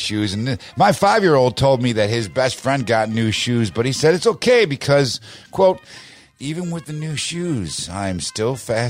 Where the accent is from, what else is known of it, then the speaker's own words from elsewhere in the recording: Illinois, United States; my home state of Illinois